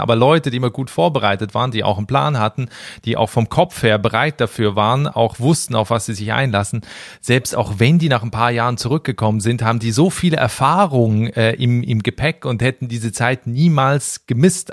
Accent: Switzerland; ich komme aus der Schweiz

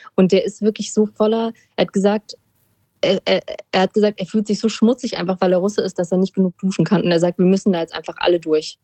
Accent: Germany; uns als Deutsche

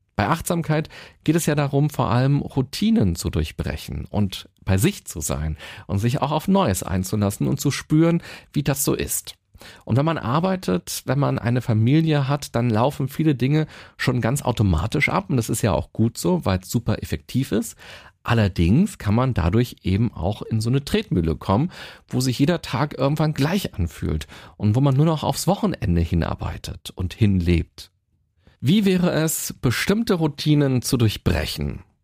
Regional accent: Berlin, Germany; Ich selbst bin ein absolutes Stadtkind. Ich bin in Berlin geboren und bin hier auch immer gewesen

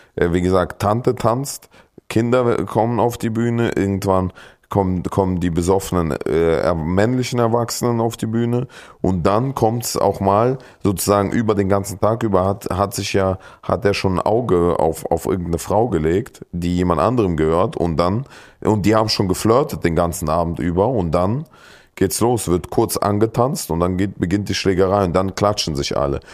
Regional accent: Kyrgyzstan; moved away; bei uns in Kirgisistan

